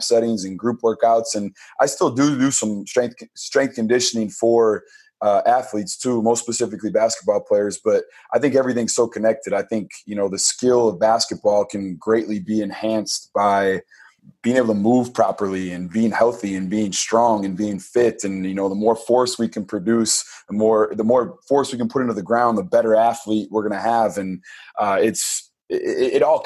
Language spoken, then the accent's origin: English; Pewaukee, Wisconsin, United States; the community that I grew up in Pewaukee, Wisconsin